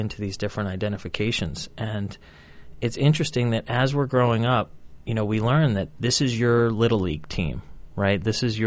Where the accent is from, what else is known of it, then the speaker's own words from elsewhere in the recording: United States; I walk around as a proud American. I am an American